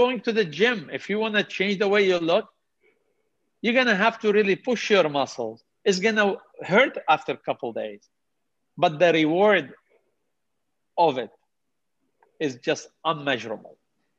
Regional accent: Canada; I'm going to jump in as a Canadian, not only Muslim, as a Canadian

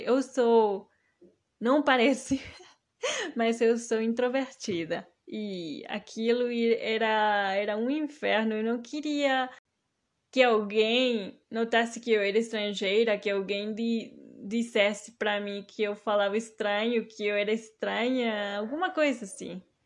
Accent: Mexico; accent: mix of Mexican Spanish, Maranhão and Pará Portuguese, southern Brazilian; first language Spanish; Portuguese is a second language; Uma mistura da minha primeira língua, o espanhol, mais especificamente a variante mexicana, com o português maranhense, um pouco de português paraense

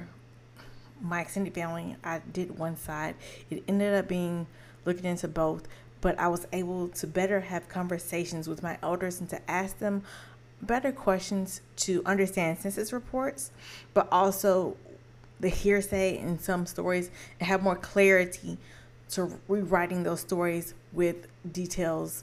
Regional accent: Charlotte, North Carolina, United States; they moved to Charlotte a year before I was born. So growing up in Charlotte

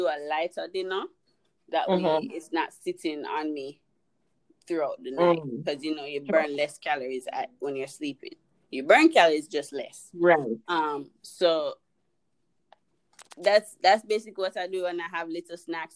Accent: Jamaica; I'm Jamaican

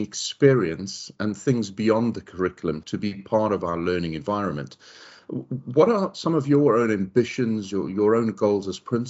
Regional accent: South Africa; I'm South African

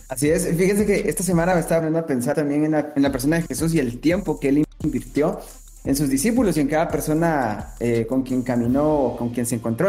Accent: Guatemala; soy de Guatemala

